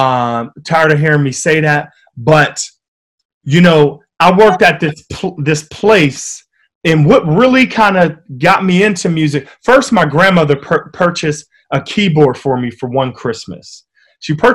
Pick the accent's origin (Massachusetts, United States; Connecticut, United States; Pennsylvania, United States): Pennsylvania, United States; Wilkinsburg; growing up in Wilkinsburg, it was a tough city, you know, a tough town